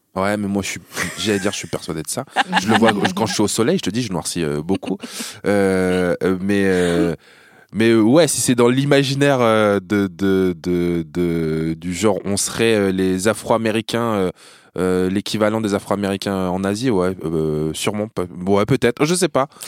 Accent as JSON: {"language": "French", "town": "Hérouville-Saint-Clair", "region": "Normandy", "country": "France", "tie": "born or raised there", "also_born_or_lived": "Caen / Cambodia", "moved": "as an adult", "lives_now": "Montreuil, France", "said": "un mec avec qui j'ai grandi chez moi à Hérouville"}